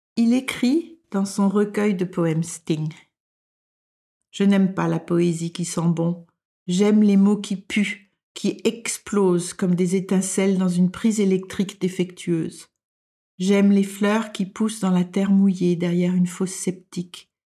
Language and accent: French; France; moved away as an adult; now in Denmark